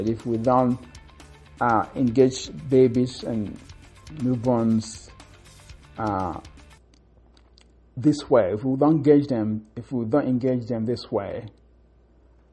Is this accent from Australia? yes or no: no; Akokwa, Imo, Nigeria; in Africa, in Nigeria, in my hometown, Akokwa